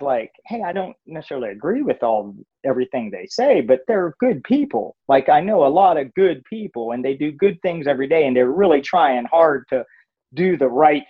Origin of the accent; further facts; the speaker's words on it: Pennsylvania, United States; moved away as an adult; I grew up in Pennsylvania